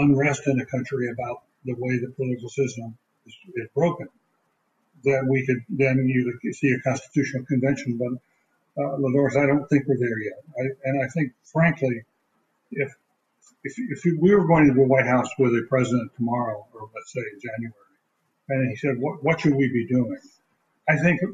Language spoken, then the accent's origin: English; the South, United States; I grew up in the South